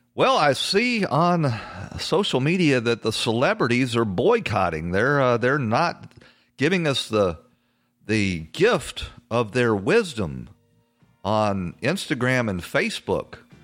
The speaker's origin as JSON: {"language": "English", "region": "the South", "country": "United States", "said": "I come from the South, uh, sort of, um, you know, a uh, a poor stock of Southerners"}